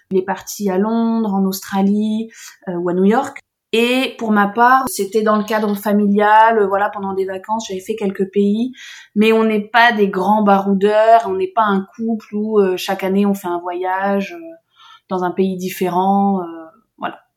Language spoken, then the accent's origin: French; south of France, France; on vient du sud de la France